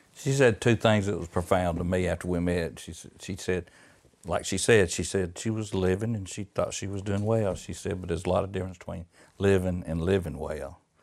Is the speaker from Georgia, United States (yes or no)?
yes; Georgia, United States; born or raised there